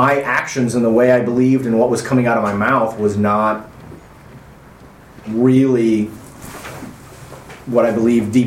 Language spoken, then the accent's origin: English; Midwest, United States; where I grew up in the Midwest in the 90s